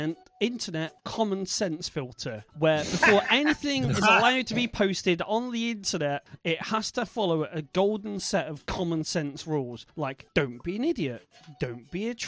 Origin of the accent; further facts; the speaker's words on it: Bristol, South West England, United Kingdom; accent: Bristol; that lets out my Bristol accent.